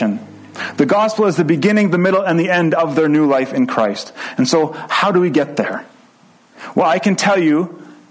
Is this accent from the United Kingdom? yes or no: no; Edmonton, Alberta, Canada; I grew up in the German bilingual program in Edmonton